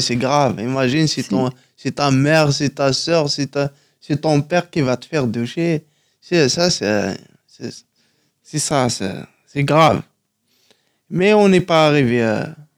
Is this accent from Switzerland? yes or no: no; Tizi Ouzou, Tizi Ouzou Province, Algeria; first language Kabyle; French is a second language; moved away as an adult; now in Paris, France; à Tizi Ouzou, ouais, en Kabylie.